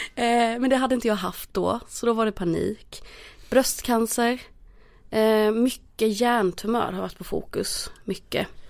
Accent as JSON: {"language": "Swedish", "region": "Småland", "country": "Sweden", "moved": "yes", "lives_now": "Stockholm, Sweden", "said": "jag är från Småland."}